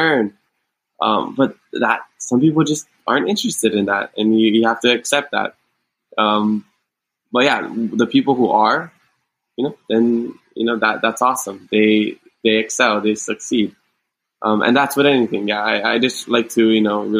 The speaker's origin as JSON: {"language": "English", "region": "Hawaii", "country": "United States", "tie": "born or raised there", "said": "Growing up in Hawaii"}